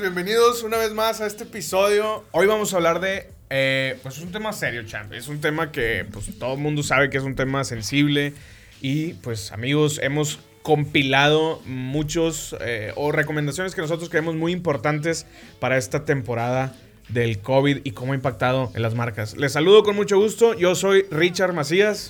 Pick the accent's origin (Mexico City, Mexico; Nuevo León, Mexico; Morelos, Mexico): Nuevo León, Mexico; Monterrey; somos de Monterrey